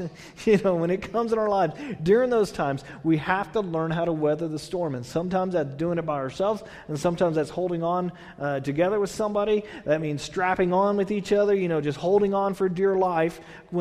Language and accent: English; Texas, United States; now in California, United States; I'm from Texas.